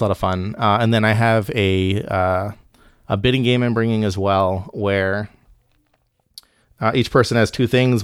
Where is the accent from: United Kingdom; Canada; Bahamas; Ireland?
Bahamas; moved away; I grew up in the Caribbean